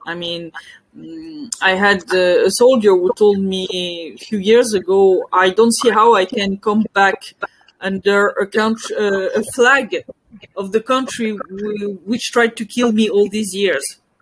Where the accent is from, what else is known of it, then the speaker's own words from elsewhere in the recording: near Paris, Île-de-France, France; English is a second language; moved away as an adult; also born or lived in Belgium / Donbass; I was born near Paris. I lived in France and in Belgium for most of my life